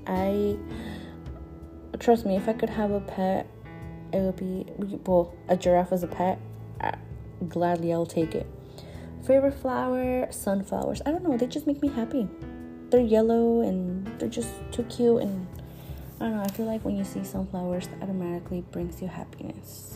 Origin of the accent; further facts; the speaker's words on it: San Luis Obispo, California, United States; also born or lived in State of Mexico, Mexico; I was born in Mexico, in el estado de Mexico. I was born there and I moved to this country when I was what, around like seven or eight years old. So yeah, ever since I grew up here in San Luis Obispo